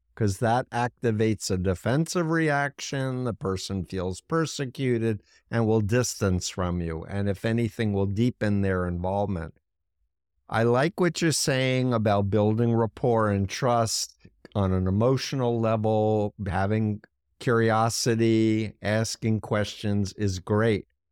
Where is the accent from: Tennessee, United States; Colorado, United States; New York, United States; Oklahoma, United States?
New York, United States; being a New Yorker who grew up one mile from Donald Trump's childhood home